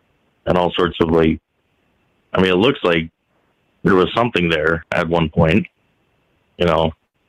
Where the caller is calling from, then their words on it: North Carolina, United States; Oh, hey, Mike. This is … from North Carolina.